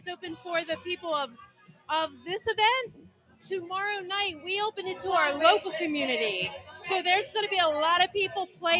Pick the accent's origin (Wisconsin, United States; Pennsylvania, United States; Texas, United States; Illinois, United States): Pennsylvania, United States; Northampton; We're from Northampton, PA, which is really high valley.